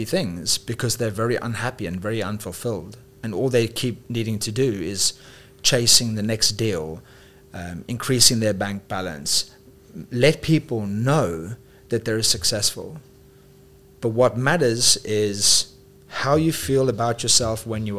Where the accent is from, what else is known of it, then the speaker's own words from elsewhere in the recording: South Africa; also born or lived in United Kingdom / Dubai; now in Thailand; I'm also from South Africa